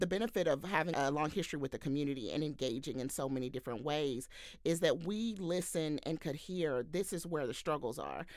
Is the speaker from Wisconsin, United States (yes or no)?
no; Houston, Texas, United States; now in Cincinnati, United States; I'm a Southern girl like Brianne. I'm from Houston, Texas, and, um, currently living in Cincinnati